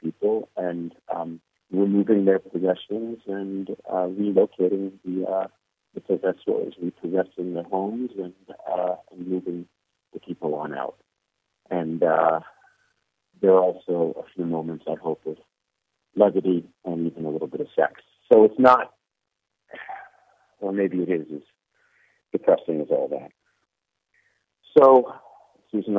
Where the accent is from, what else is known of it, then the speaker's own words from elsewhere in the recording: Atlantic City, New Jersey, United States; now in New York City, United States; I'm from Atlantic City, New Jersey, United States, and I live in New York City